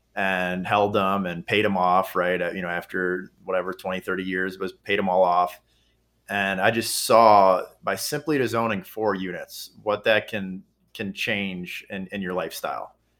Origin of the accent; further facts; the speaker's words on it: Kenosha, Wisconsin, United States; now in Milwaukee, United States; my hometown, which is Kenosha, Wisconsin